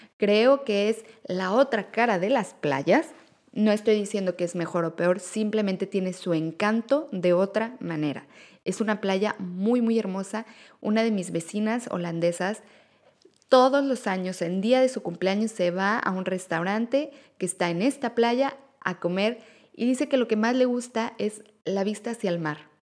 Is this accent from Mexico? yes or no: yes; Mexico; now in Netherlands; somos mexicanos